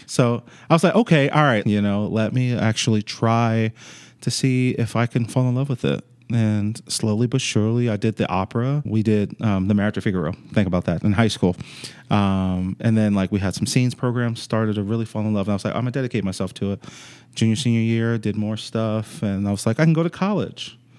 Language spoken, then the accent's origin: English; New York City, New York, United States; also born or lived in Chesapeake, Virginia; So I'm actually originally from New York City, from the Bronx. And when I moved to Virginia, I moved to Chesapeake, Virginia.